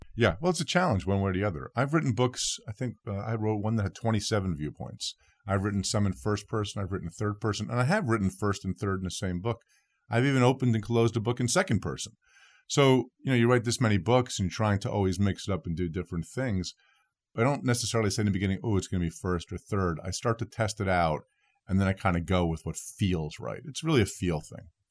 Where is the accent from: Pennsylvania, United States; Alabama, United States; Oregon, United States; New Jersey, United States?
New Jersey, United States; my home state of New Jersey